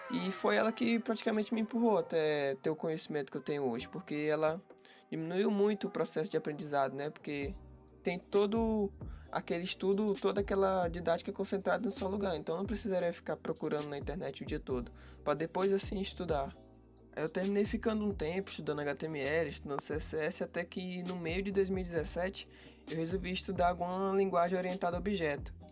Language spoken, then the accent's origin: Portuguese; Piauí, Brazil; now in São Paulo, Brazil; Eu sou natural do Piauí, porém estou morando agora em São Paulo.